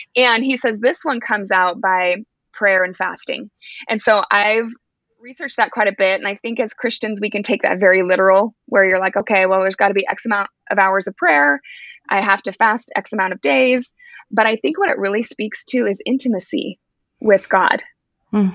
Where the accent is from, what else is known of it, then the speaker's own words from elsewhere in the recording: Alaska, United States; moved away as an adult; now in Oregon, United States; I'm actually born and raised Alaskan, so I'm from Alaska, but I now live in Oregon. We've been here for about nine years.